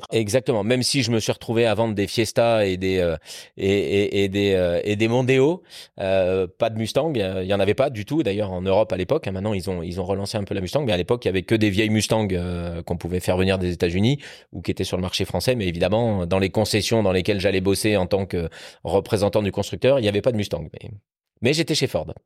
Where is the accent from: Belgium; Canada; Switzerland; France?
France; Normandy; J'ai grandi en partie en Normandie